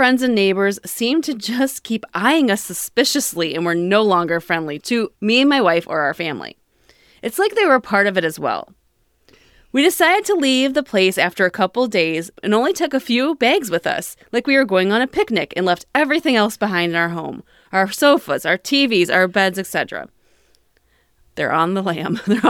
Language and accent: English; California, United States; I'm from California, but I'm from Mexican heritage.